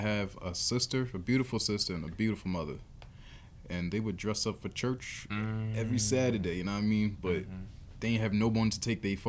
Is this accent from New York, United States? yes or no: yes; Amityville, New York, United States; I'm from Amityville.